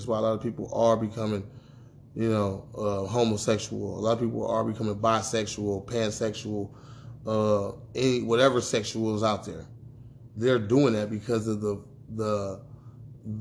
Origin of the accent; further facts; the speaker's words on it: United States; as black men growing up in America